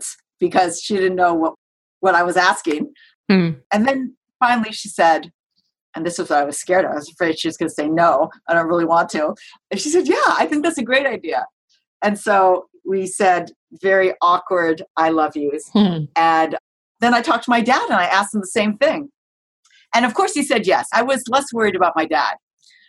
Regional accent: United States; I'm Japanese American, my parents were born in the United States

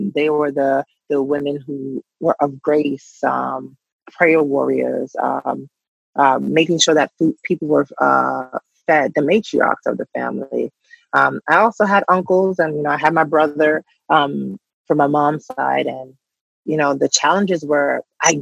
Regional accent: New York City, New York, United States; now in New Jersey, United States; I grew up in Bushwick in an area where if you went this way, you were in Bi-Stuy

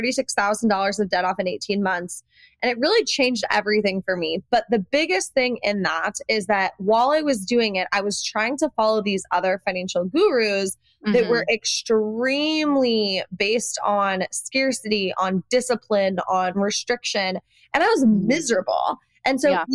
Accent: Iowa, United States; I come from Iowa, so I had this like Midwestern work ethic

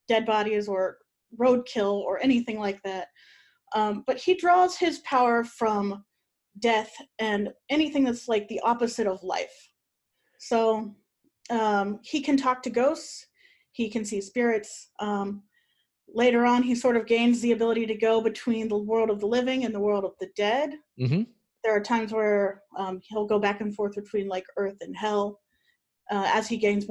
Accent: Ohio, United States; moved away as an adult; I lived all my life in Ohio until last year.

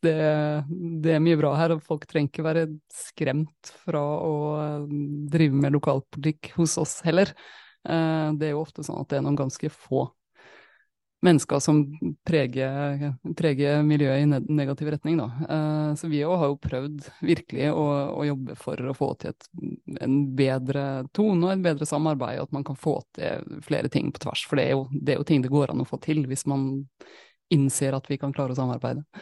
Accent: Molde, Møre og Romsdal, Norway; Jeg er fra Molde

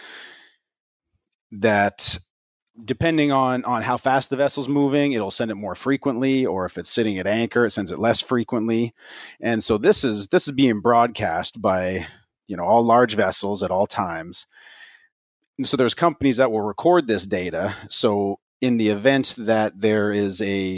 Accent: Canada; also born or lived in St. John's, Newfoundland; I'm a merchant mariner. I'm a Canadian. So I went to school in St. John's, Newfoundland

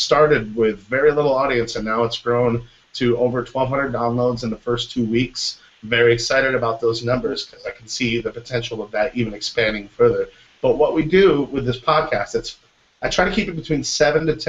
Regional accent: Michigan, United States; now in Orlando, United States; I'm from Michigan, so I know how to shovel snow

